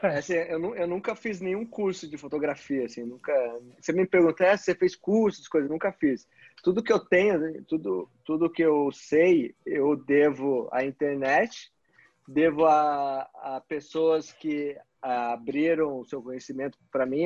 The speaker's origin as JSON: {"language": "Portuguese", "country": "Brazil", "also_born_or_lived": "Curitiba", "said": "como brasileiro"}